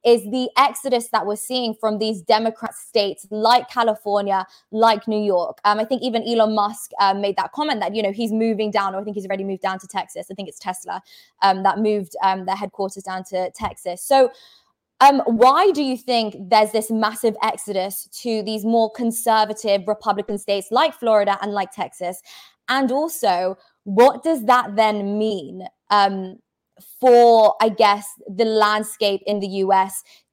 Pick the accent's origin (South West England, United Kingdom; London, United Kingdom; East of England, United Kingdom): London, United Kingdom; moved away as an adult; I'm actually from London, and I'm moving to Miami